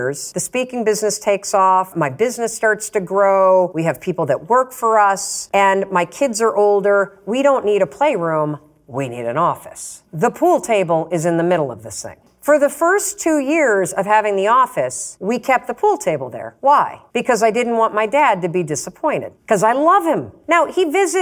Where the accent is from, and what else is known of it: Muskegon, Michigan, United States; born or raised there; moved away as an adult; now in Boston, United States